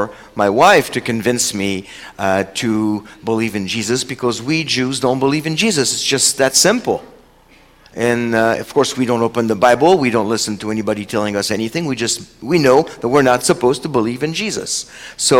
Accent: France; first language French; English is a second language; now in Seattle, United States; Chosen People Ministries France, which is where I'm from. So French is actually my first language.

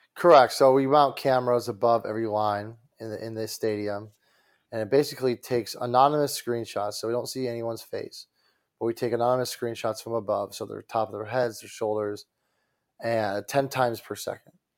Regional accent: Detroit, Michigan, United States; I'm from Detroit

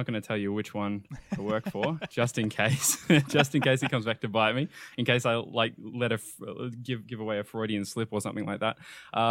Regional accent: Sydney, New South Wales, Australia; born there; also born or lived in New Zealand; I moved and lived in New Zealand. I've lived across pretty much almost every single state in Australia. And now I've pretty much wound up back in New South Wales

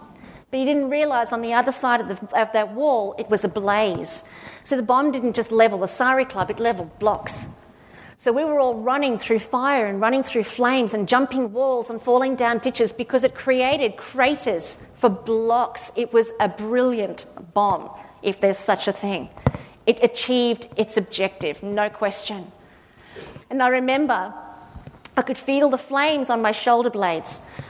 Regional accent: Australia; I went, "Oh, God, it's, being Australian is fabulous." Except we don't say Australian, we say strong.

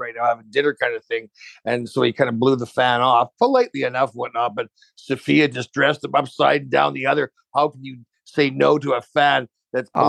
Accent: Canada; being Canadian

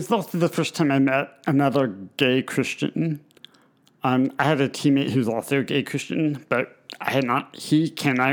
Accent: Indiana, United States; moved away as an adult; now in Harrisburg, United States; I'd come back to Indiana

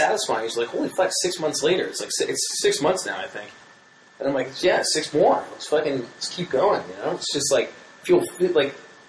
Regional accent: New Jersey, United States; moved away; when I grew up in South Jersey, outside Philly

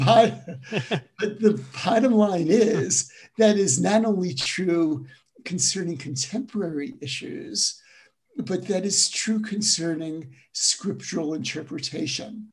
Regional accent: New York City, New York, United States; moved away; also born or lived in Jerusalem / Durham, North Carolina / Western Massachusetts; I'm originally from Brooklyn, New York. Though, as I tell my college students, I grew up in Brooklyn before it was a cool place

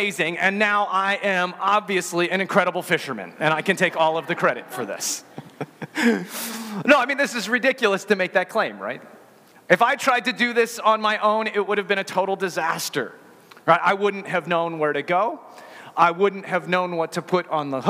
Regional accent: Colorado, United States; growing up in Colorado

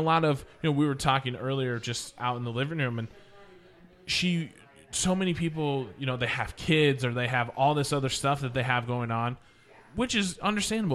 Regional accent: Oregon, United States; also born or lived in Minneapolis area / Oklahoma; now in Houston, United States; I'm from Oregon, so I've been in Portland

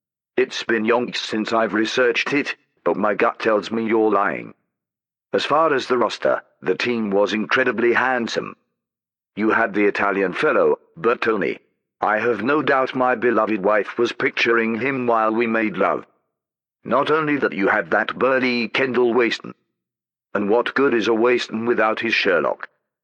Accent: East of England, United Kingdom; To be honest, I don't know where Doncaster is. I'm from Essex.

